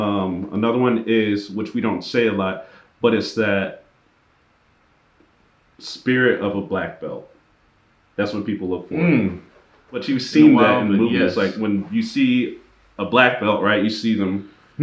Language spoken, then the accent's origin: English; Alabama, United States; So, when we grew up in Alabama, we still kept doing martial arts.